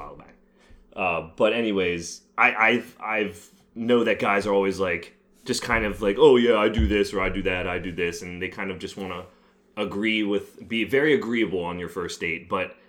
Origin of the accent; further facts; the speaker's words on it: Tampa, Florida, United States; I'm from Tampa